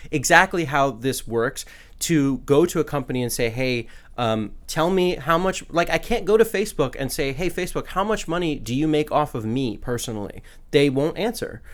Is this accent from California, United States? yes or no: yes; California, United States; now in Washington, D.C., United States; my home state, California